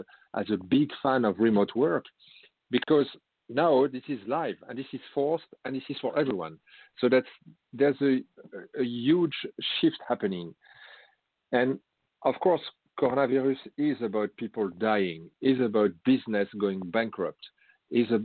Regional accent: France; accent: French; English is a second language; moved away as an adult; now in Netherlands; I used to present myself as a European from France. I have lived different countries, also out of Europe, but I now live in Holland for 12 years, and my as you can hear in my accent, I have a French background

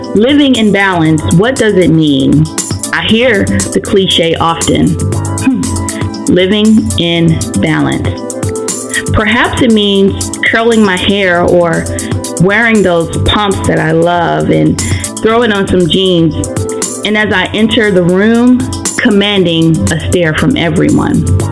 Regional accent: Anson County, North Carolina, United States; also born or lived in Charlotte, North Carolina / Maryland; I grew up uh, in Maryland for like the first uh, I guess eight nine years of my life, and then I moved to the wonderful metropolis Anson County, and um, I, I graduated from high school there, Anson County, North Carolina

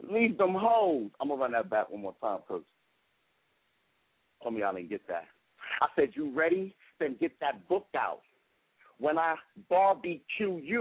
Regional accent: New York, United States; I'm from New York

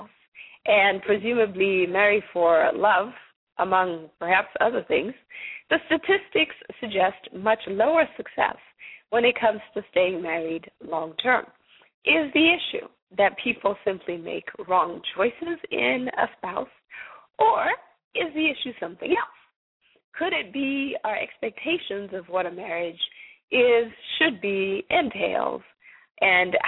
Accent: Zimbabwe; now in United States; I myself am not originally from the United States. I'm from Zimbabwe.

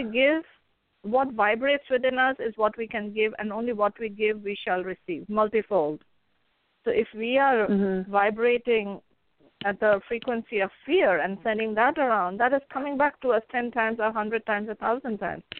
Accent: India; and I come from India, so my background is where I believe that the soul is eternal.

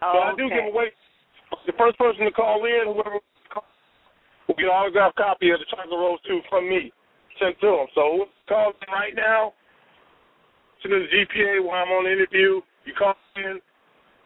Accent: Chicago, Illinois, United States; I'm a South Sider

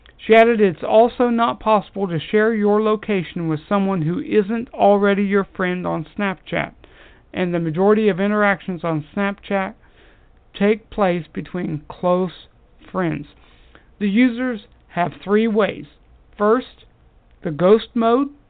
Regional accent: United States; I am an American and proud of it

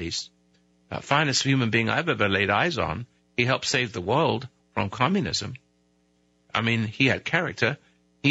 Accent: United Kingdom; now in United States; I'm British. I used to be anyway. I rebelled. I became American

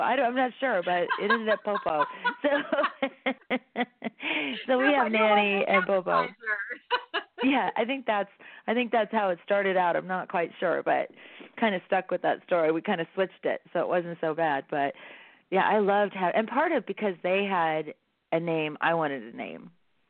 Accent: San Bernardino, California, United States; I must be a true San Bernardinian or whatever you call it. Because I was born in San Bernardino.

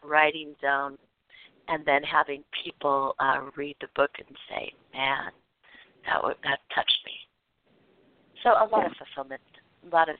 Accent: West Coast, United States; I'm from the West Coast

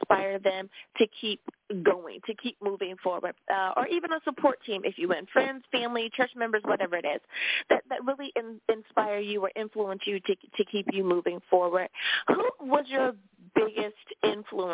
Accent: United States; my home country, good old U.S. of A.

